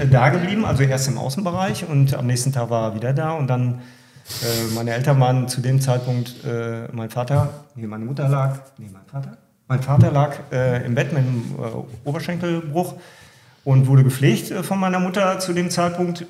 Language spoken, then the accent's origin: German; Warendorf, North Rhine-Westphalia, Germany; Wir kommen aus Warndorf äh, und sind Nordrhein-Westfalen